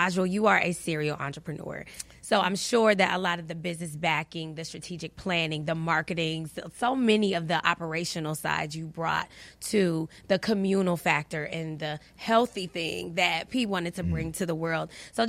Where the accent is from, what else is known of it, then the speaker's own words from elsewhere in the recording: the South, United States; I am from the South. I'm just trying to pull it all in.